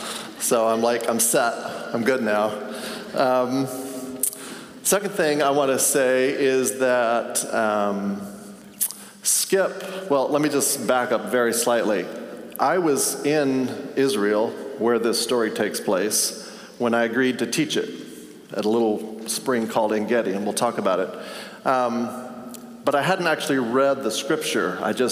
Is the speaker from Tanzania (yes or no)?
yes; Tanzania; And I grew up in Tanzania. My parents were missionaries.